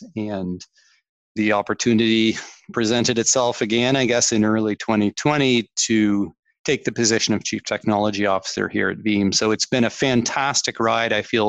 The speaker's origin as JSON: {"language": "English", "country": "Canada", "tie": "born or raised there", "accent": "Canadian", "said": "probably tell from the accent, Canadian accent, I grew up in Canada"}